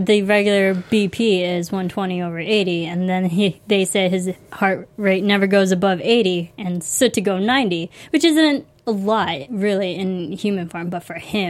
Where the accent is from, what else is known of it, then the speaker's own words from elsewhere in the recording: Chicago, Illinois, United States; So way to go, Illinois, for go breeding Chicago. Serial killers. My home state.